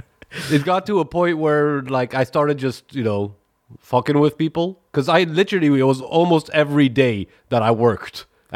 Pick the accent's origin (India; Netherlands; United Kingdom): Netherlands; I know the I grew up in Black Peter land.